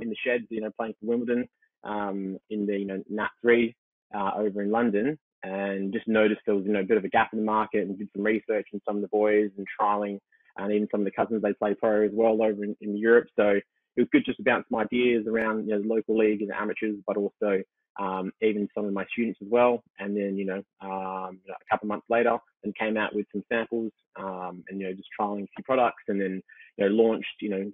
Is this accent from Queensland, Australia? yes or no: no; Sydney, New South Wales, Australia; I'm from Sydney originally.